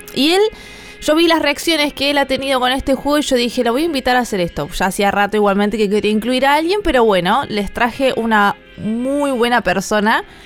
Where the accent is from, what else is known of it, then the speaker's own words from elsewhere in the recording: La Plata, Buenos Aires Province, Argentina; Soy de Argentina, La Plata